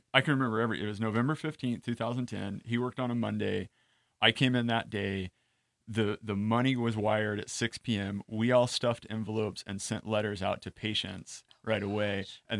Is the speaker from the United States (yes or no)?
yes; Boise, Idaho, United States; moved away as an adult; now in California, United States; I knew I wanted to come to California. I'm originally from Boise, Idaho